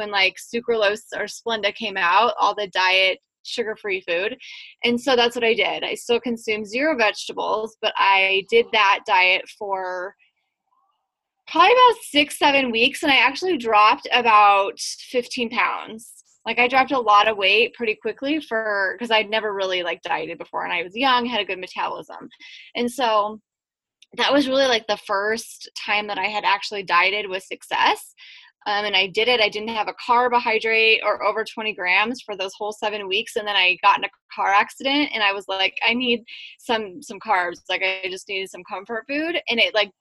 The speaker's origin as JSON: {"language": "English", "region": "Western Nebraska", "country": "United States", "tie": "born or raised there", "said": "I grew up in Western Nebraska"}